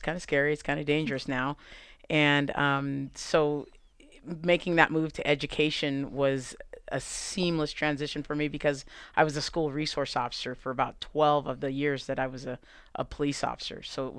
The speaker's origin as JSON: {"language": "English", "town": "Denver", "region": "Colorado", "country": "United States", "tie": "born or raised there", "lives_now": "Greeley, United States", "said": "I'm born and raised in Denver, Colorado, and I live in Greeley with my husband and my daughter."}